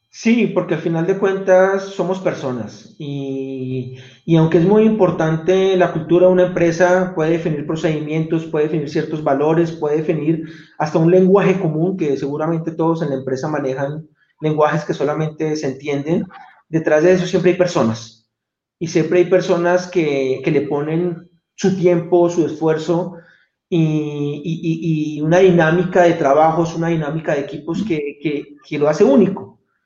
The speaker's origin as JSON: {"language": "Spanish", "country": "Colombia", "tie": "born or raised there", "also_born_or_lived": "Bogotá / Venezuelan border area / Medellín / London", "accent": "Colombian", "moved": "as an adult", "said": "soy colombiano, creo que me delato fácilmente con mi acento"}